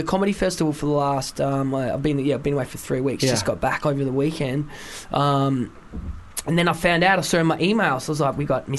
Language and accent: English; Wales, United Kingdom; I'm from Wales, and I live right near Barfly.